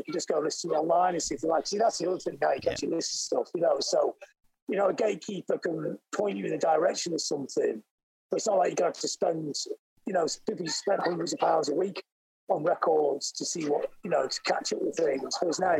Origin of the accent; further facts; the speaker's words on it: Blackpool, North West England, United Kingdom; and we were growing up in Blackpool in England, which is a seaside town. It's like Coney Island.